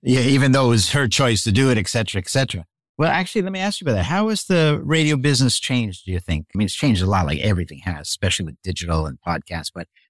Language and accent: English; Montreal, Quebec, Canada; I grew up in Montreal, actually.